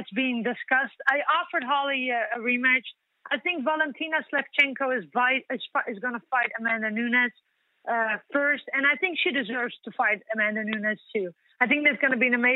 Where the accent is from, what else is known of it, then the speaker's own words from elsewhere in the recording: Netherlands; here in my hometown where I've been born and raised